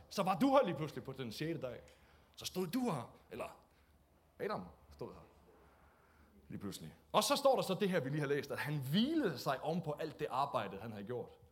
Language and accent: Danish; Denmark; vi er jo også danskere